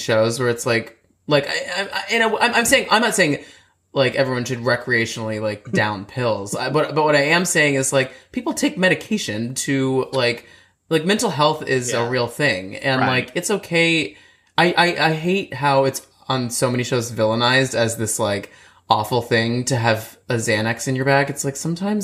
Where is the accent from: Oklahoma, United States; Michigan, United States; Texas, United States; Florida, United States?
Texas, United States; Dallas; I'm from Dallas